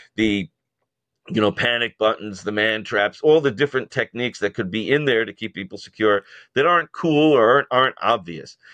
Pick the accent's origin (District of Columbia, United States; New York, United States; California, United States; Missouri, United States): New York, United States; I'm a New Yorker